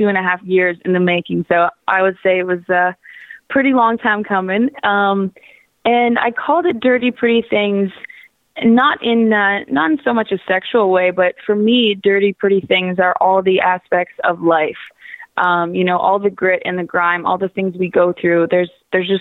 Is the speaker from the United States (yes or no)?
no; Waterloo, Ontario, Canada; now in Toronto, Canada; I'm originally from Waterloo, which is about an hour west of Toronto.